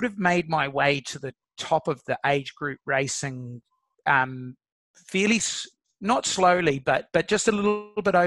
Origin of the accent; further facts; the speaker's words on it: New Zealand; as a New Zealander